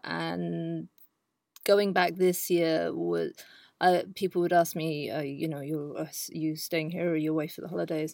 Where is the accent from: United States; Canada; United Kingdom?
United Kingdom; south of England; moved away as an adult; also born or lived in London / Amsterdam, Netherlands; now in Netherlands; I am originally from England, and, um, I had a very English, um, background growing up in the south of the country.